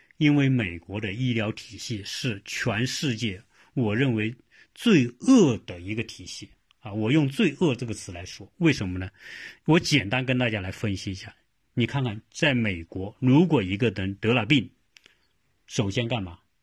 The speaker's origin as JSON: {"language": "Chinese", "country": "China", "said": "我们中国人一般都是认为这样"}